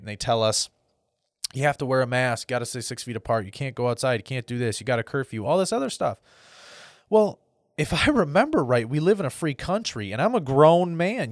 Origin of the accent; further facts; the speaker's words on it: United States; as an American because that's what I am